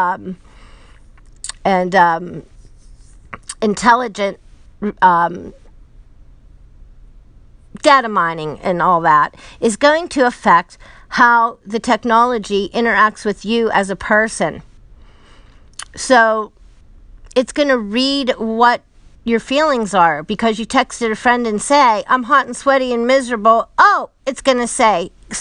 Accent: Pittsburgh, Pennsylvania, United States; I'm from Pittsburgh

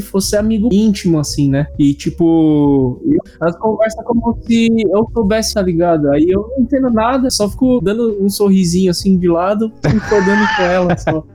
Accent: São Paulo, Brazil; moved away as an adult; now in Japan; eu sou paulistano, primeiro mês daqui do Japão

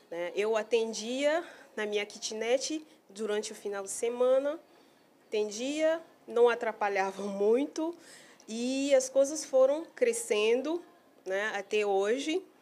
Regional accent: Cameroon; now in Manaus, Brazil; Eu vim de Camarões

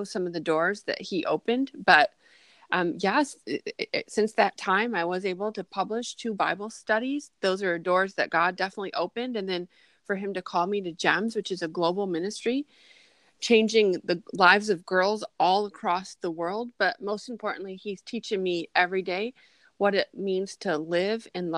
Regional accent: Grand Rapids, Michigan, United States; an international publisher that's located in Grand Rapids, Michigan, my hometown

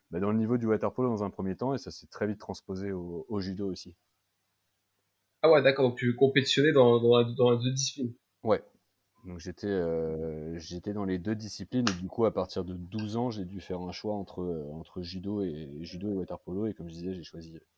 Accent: the North, France; déjà, euh, je viens aussi du, nord de la France

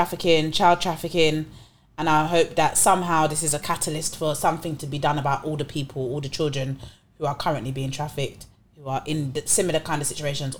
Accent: London, United Kingdom; I went to primary school in Brixton.

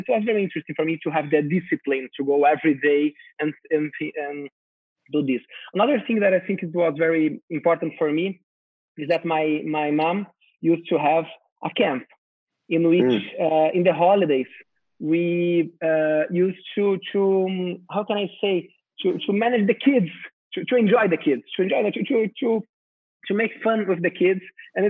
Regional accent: São Paulo, Brazil; I'm from São Paulo, Brazil, and I'm very happy and a pleasure to talk with you guys

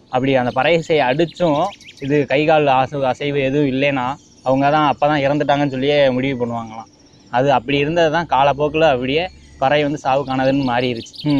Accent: Aruppukottai, Tamil Nadu, India; moved away as an adult; now in Palladam, India; நான் மதுரை பக்கம் அருப்புக்கோட்டை என் ஊர்

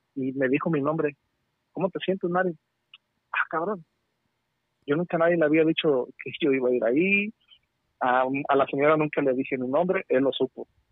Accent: Nayarit, Mexico; also born or lived in California; now in United States; yo soy de Nayarit.

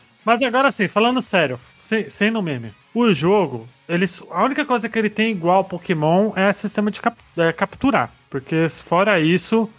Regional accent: Brazil; a gente é brasileiro, a gente não é gringo

